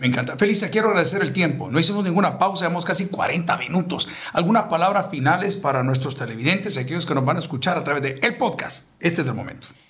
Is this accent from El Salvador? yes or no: yes; El Salvador; hombres como nosotros, salvadoreños